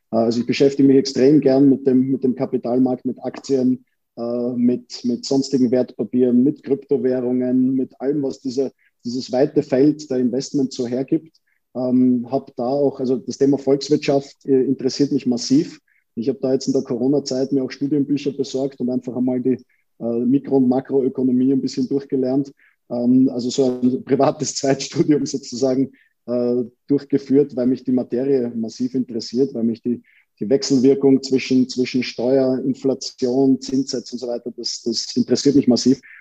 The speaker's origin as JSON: {"language": "German", "region": "Vienna", "country": "Austria", "said": "Wir Wiener empfinden das ja nicht als Wiener Schmäh, sondern für uns ist das einfach, wir sind halt so, wie wir sind."}